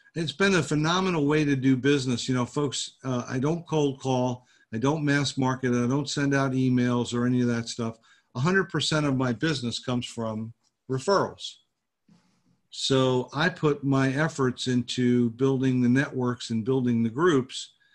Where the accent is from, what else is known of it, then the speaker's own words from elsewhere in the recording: New Jersey, United States; moved away as an adult; also born or lived in Fort Lauderdale, Florida / Pompano Beach, Florida / Coconut Creek, Florida; now in Jupiter, United States; I was born in New Jersey